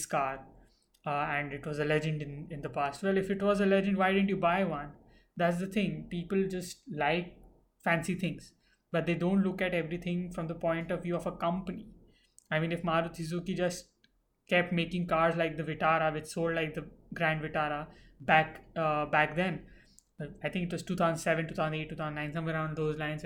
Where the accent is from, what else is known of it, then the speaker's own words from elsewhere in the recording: Mumbai, Maharashtra, India; I was brought up in Mumbai